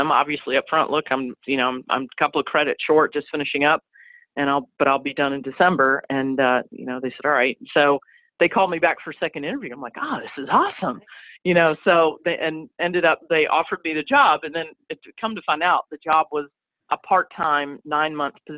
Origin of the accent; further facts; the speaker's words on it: Chattanooga, Tennessee, United States; moved away as an adult; now in Winter Park, United States; my hometown of Chattanooga